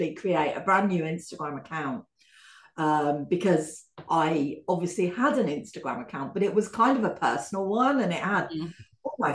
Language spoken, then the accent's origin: English; London, United Kingdom; accent: a bit London; it's a bit London, my accent